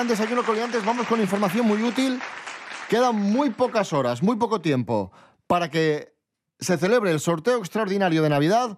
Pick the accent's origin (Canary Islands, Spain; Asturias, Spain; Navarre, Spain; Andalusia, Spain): Asturias, Spain; los asturianos